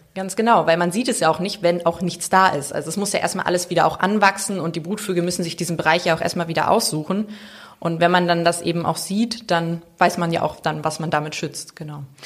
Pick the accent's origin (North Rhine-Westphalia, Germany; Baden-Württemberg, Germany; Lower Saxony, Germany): Lower Saxony, Germany; Bad Lauterberg; moved away as an adult; also born or lived in Mainz; now in Sylt, Germany; ich bin im Harz geboren, Bad Lauterberg